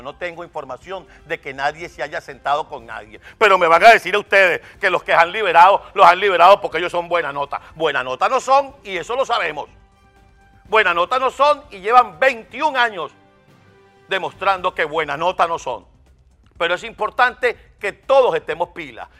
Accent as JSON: {"language": "Spanish", "country": "Venezuela", "said": "Somos venezolanos"}